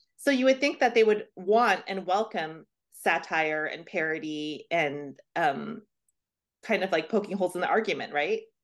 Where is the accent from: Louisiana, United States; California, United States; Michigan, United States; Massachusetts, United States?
Louisiana, United States; I'm from Louisiana